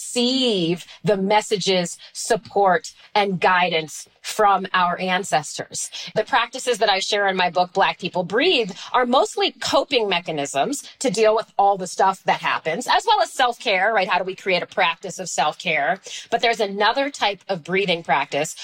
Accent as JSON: {"language": "English", "town": "Washington", "region": "District of Columbia", "country": "United States", "tie": "born or raised there", "said": "I grew up in Washington, D.C."}